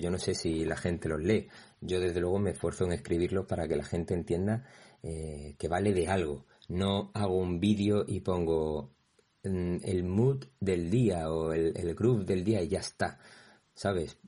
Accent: Torremolinos, Andalusia, Spain; yo que soy de Málaga pero concretamente de Torremolinos

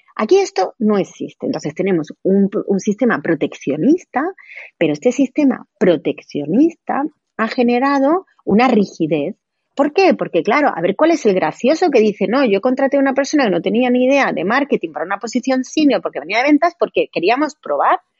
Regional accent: Granada, Andalusia, Spain; moved away as an adult; also born or lived in Madrid; he estudiado derecho aquí, llevo aquí toda la vida

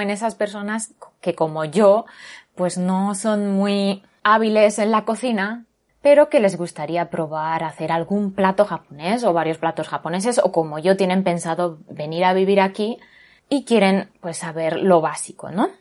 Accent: Barcelona, Catalonia, Spain; moved away as an adult; now in Japan; ahí en Barcelona, mi ciudad natal

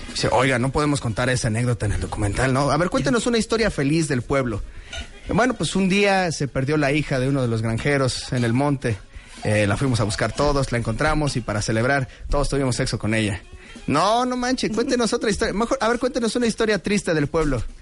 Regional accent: Mexico City, Mexico; also born or lived in Narvarte, Mexico City; yo soy de Iztapalapa y actualmente pues vivo en la colonia Narvarte, o sea, ya vivo más o menos eh, rodeado de la clase media

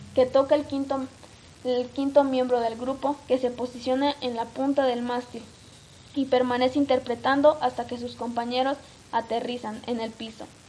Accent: Mexico; lo que hay en nuestro país

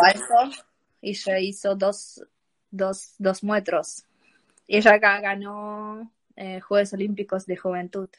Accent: Ukraine; Spanish is a second language; moved away; como todos ucranianos

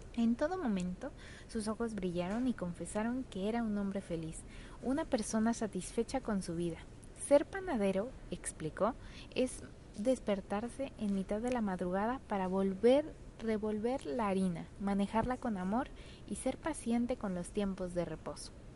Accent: Puebla, Mexico; mi tierra poblana

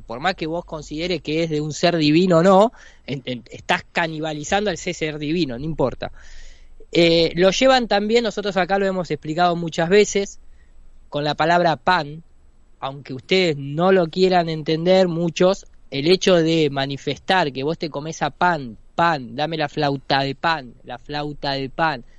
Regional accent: Argentina

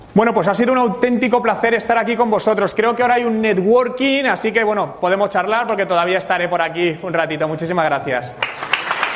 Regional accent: Madrid, Community of Madrid, Spain; moved away as an adult; now in Canada; soy de Madrid, llevo dos años viviendo en Canadá

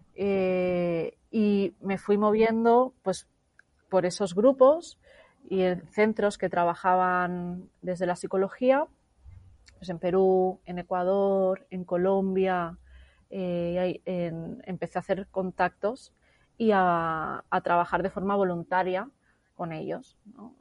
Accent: Barcelona, Catalonia, Spain; moved away as an adult; regresé a Barcelona, a mi ciudad natal

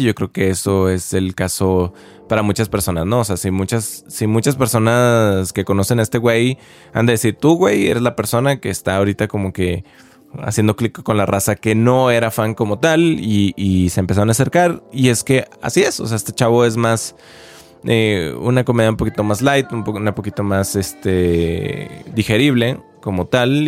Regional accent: Chihuahua, Mexico; now in Mexico City, Mexico; soy de Chihuahua

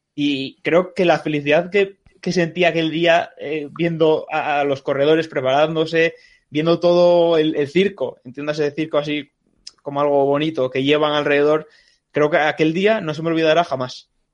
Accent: Ribadesella, Asturias, Spain; now in Madrid, Spain; yo soy de Ribadesella como Cristóbal

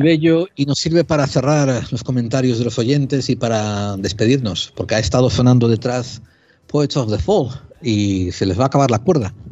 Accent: Spain; tenemos los españoles

